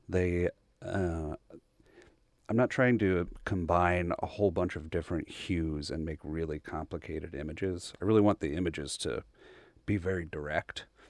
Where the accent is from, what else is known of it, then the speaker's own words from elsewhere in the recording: Bryan, Texas, United States; I grew up in Bryan. Uh, so I'm actually a, a local townie